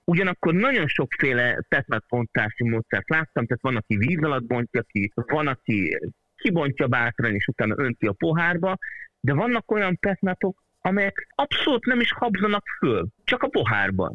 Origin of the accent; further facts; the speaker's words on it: Hungary; ha már magyarok vagyunk